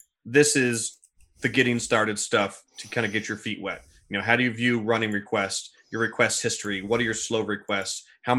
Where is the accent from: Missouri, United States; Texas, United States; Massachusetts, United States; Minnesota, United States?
Missouri, United States; I grew up in Missouri. I've never heard of that place.